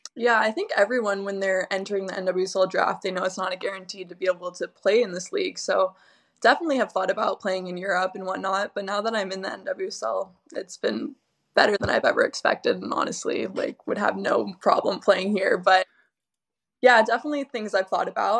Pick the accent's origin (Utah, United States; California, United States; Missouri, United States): California, United States; Southern; moved away; I'm from SoCal